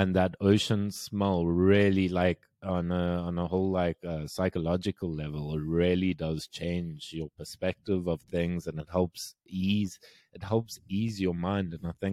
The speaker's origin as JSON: {"language": "English", "town": "Cape Town", "region": "Western Cape", "country": "South Africa", "tie": "born or raised there", "said": "I think growing up in Cape Town, because we were blessed, man. Cape Town's beautiful. Cape Town's the only beautiful city in South Africa."}